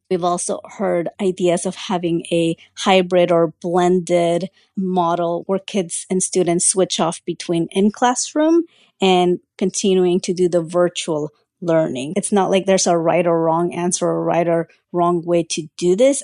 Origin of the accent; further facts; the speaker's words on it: Central Valley, California, United States; English is a second language; I was one of just a handful of Latino students from my school in the Central Valley in California